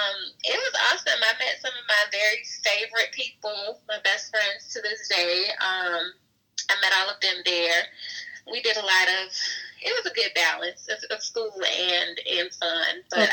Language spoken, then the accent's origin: English; Fayette, Mississippi, United States; also born or lived in Savannah, Georgia; now in Jackson, United States; I moved back home to Fayette for a little bit